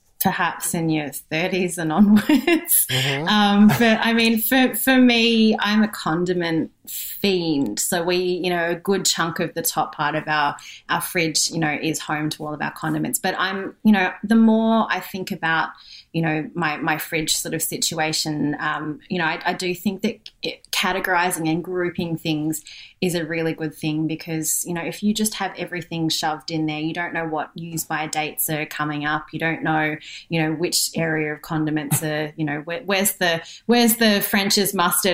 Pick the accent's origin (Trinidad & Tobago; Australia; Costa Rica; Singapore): Singapore; being Singaporean